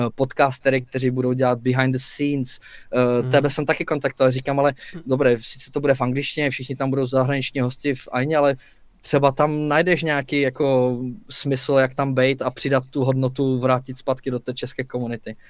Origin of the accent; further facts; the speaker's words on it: Czechia; jsme Češi, máme to tu rádi